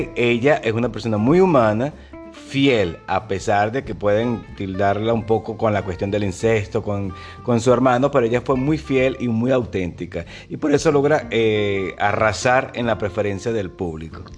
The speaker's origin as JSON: {"language": "Spanish", "country": "Venezuela", "moved": "as an adult", "lives_now": "Buenos Aires, Argentina", "said": "yo soy venezolano"}